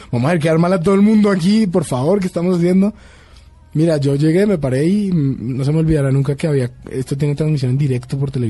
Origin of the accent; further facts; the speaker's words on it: Bogotá, Colombia; soy colombiano.